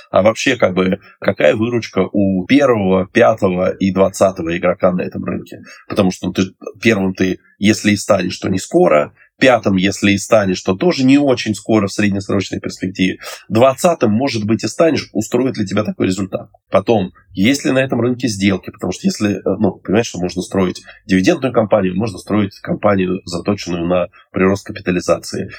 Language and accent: Russian; Moscow, Russia; я из Москвы